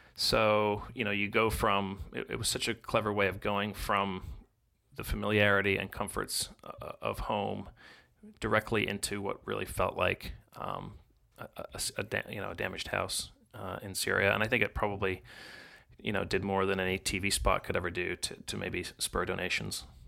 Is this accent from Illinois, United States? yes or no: yes; Chicago, Illinois, United States; I grew up in Chicago